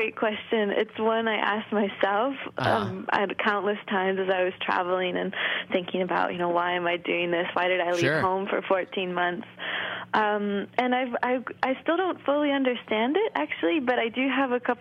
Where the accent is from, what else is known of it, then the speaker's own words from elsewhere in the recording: Thetford, Vermont, United States; I'm from Thetford, Vermont